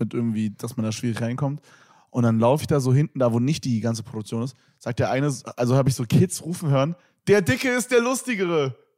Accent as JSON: {"language": "German", "region": "Berlin", "country": "Germany", "said": "ich bin echter Berliner"}